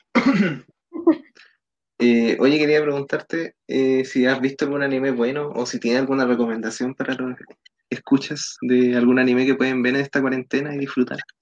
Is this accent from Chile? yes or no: yes; Chile; somos chilenos, los cuatro